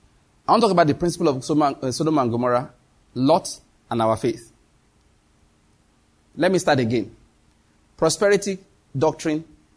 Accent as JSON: {"language": "English", "town": "Owo", "region": "Ondo", "country": "Nigeria", "tie": "born there", "also_born_or_lived": "Benin", "said": "In case you want to know, I was born in Owo, in Ondo State. I believe that's where my father and my mother were born too."}